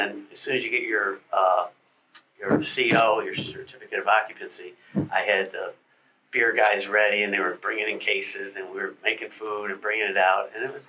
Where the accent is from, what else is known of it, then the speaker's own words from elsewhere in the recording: Atlanta, Georgia, United States; now in Gainesville, United States; I came from Atlanta, and there was a section of town called Midtown up there.